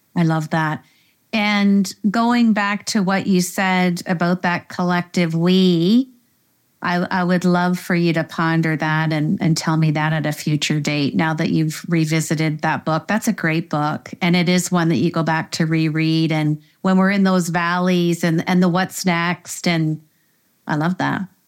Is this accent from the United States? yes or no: no; Canada; we're Canadian